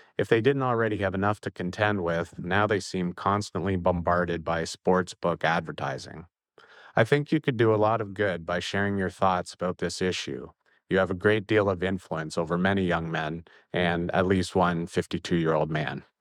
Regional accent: Oakville, Ontario, Canada; I'm from Oakville, a suburb of Toronto.

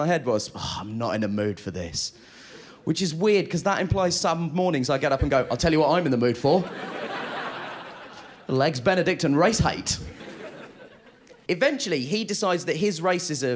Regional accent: United Kingdom; I'm a British Asian gentleman.

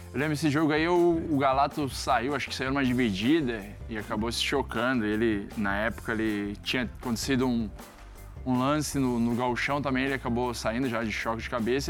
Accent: South Region, Brazil; moved away as an adult; also born or lived in Netherlands; eu saí do Sul, novo, e fui

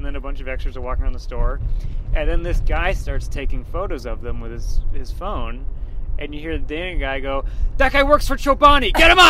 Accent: Boston, Massachusetts, United States; I grew up in Boston, but then I moved to a suburb of Boston

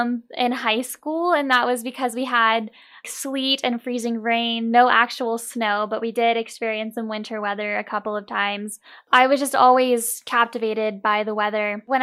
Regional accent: Pensacola, Florida, United States; I'm actually originally from Pensacola, Florida.

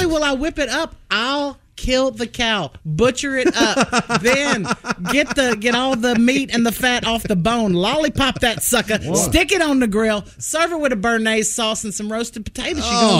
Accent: Louisiana, United States; Louisiana. I mean, you know, we're all mixed up down there.

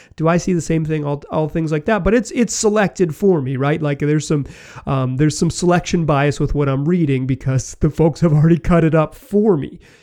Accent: Chapel Hill, North Carolina, United States; I was born and raised in Chapel Hill, North Carolina

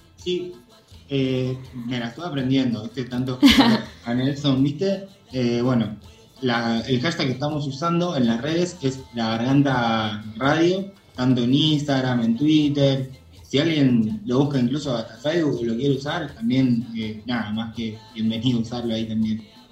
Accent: Córdoba, Argentina; soy cordobés

